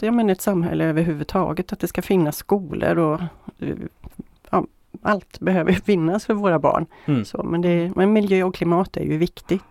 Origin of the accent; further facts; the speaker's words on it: Sollefteå, Västernorrland County, Sweden; now in Västra Götaland, Sweden; Jag kommer från Sollefteå från början.